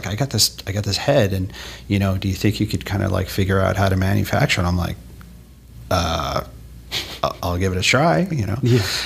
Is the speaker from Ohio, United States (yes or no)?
no; Oyster Bay, New York, United States; moved away as an adult; also born or lived in Boston, Massachusetts / Worcester, Massachusetts; I'm from New York, uh, born and raised uh, on Long, Long Island, uh, a little town called Oyster Bay